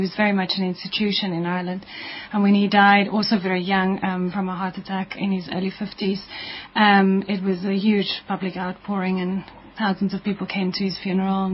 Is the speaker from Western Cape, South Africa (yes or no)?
yes; Stellenbosch, Western Cape, South Africa; we moved to the Western Cape, so I grew up in Stellenbosch mainly, my formative years.